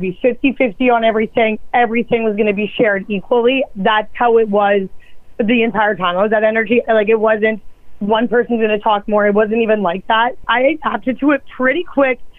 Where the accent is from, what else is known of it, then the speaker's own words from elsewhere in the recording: Edmonton, Alberta, Canada; moved away as an adult; now in Winnipeg, Canada; I was born in Winnipeg. But then we moved when I was like young. I was like six. And then I grew up in Alberta.